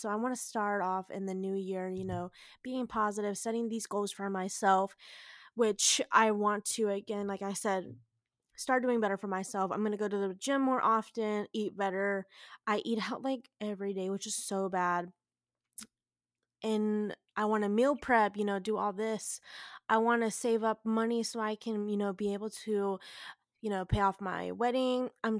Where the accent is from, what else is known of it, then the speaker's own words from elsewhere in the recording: the South, United States; I grew up down in the South, went to school down in the South, literally lived out by the beach and everything.